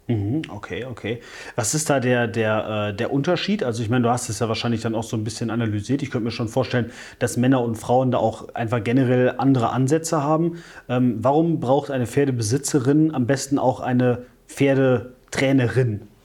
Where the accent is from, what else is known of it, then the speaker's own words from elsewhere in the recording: Wachtberg, North Rhine-Westphalia, Germany; moved away; ich komme ursprünglich aus Wachtberg, das ist oberhalb von Bonn.